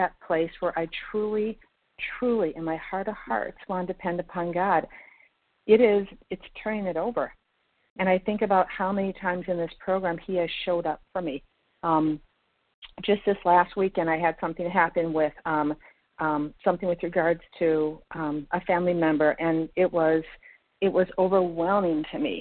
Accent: Minnesota, United States; now in Florida, United States; I'm from Minnesota but currently in Florida

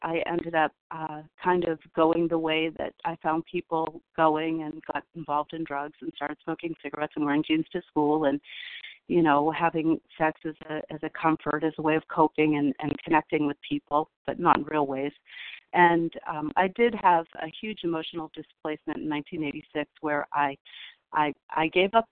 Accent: California, United States; I was born in California

